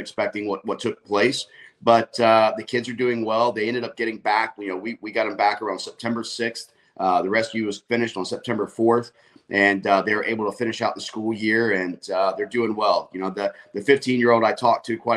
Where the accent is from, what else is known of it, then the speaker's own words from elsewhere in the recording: Florida, United States; I'm a born and raised Florida native